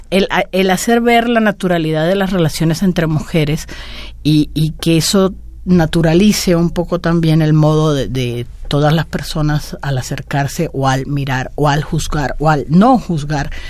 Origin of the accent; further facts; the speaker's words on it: Cuba; now in Mexico; Cuando yo mm, salí de Cuba y vine a vivir a México, dejaba atrás una realidad que era lo que había vivido hasta entonces